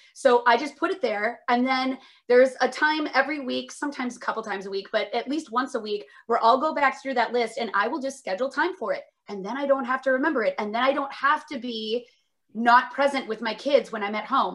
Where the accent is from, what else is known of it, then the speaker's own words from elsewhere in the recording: Minnesota, United States; also born or lived in Northfield, Minnesota / Indiana / Seattle; I'm from Minnesota originally